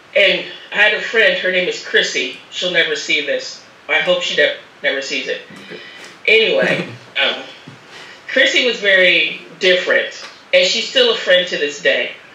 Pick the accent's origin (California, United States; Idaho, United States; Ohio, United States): Ohio, United States; Akron; moved away as an adult; also born or lived in Syracuse, New York; now in Barcelona, Spain; I was born in Akron, Ohio. Mm -hmm. You know, the same hometown as LeBron James